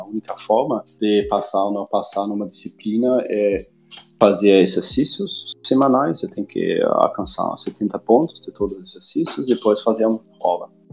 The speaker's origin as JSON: {"language": "Portuguese", "country": "Germany", "tie": "born or raised there", "moved": "as an adult", "lives_now": "Brazil", "said": "eu nasci na Alemanha e uh, faz uns uh, ah, 15 anos que eu estou aqui no Brasil."}